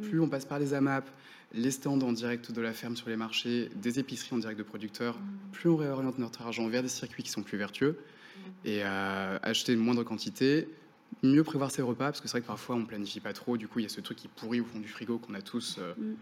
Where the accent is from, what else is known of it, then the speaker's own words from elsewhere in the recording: Finistère, Brittany, France; j'ai grandi dans le Finistère